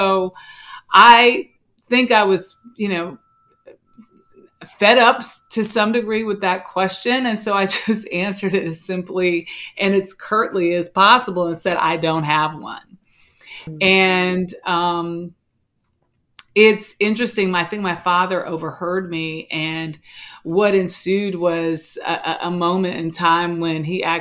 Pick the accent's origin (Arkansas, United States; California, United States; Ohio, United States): California, United States; Los Angeles; moved away as an adult; also born or lived in Washington, D.C.; I grew up in South Central Los Angeles with my grandmother